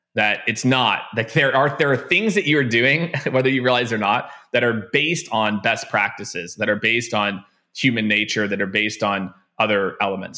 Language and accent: English; Kansas City, Missouri, United States; moved away as an adult; also born or lived in Tampa / Phoenix / San Francisco / New York; I grew up in Kansas City